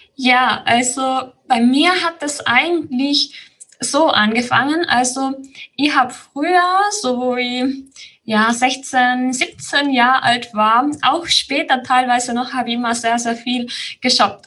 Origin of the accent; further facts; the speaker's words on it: Tyrol, Austria; Ich bin aus Tirol. Das hört man, denke ich, auch sehr schnell an meiner Stimme